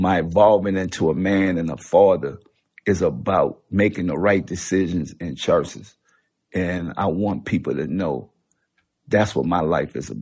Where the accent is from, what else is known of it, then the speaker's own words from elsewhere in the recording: New Orleans, Louisiana, United States; I come from New Orleans